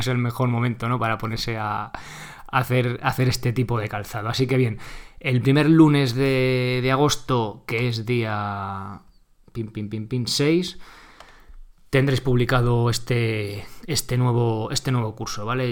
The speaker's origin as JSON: {"language": "Spanish", "town": "Guadalajara", "region": "Castilla-La Mancha", "country": "Spain", "said": "yo también soy de Guadalajara"}